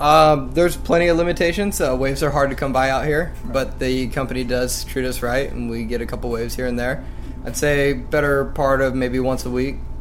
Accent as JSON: {"language": "English", "town": "Lemoore", "region": "California", "country": "United States", "said": "I'm 20 years old, and I'm from Lemoore, California"}